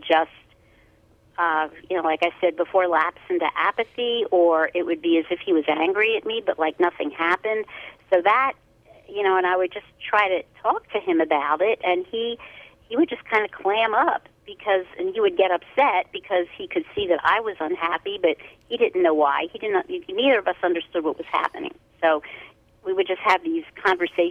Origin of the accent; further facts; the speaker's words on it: Philadelphia, Pennsylvania, United States; I'm from Philadelphia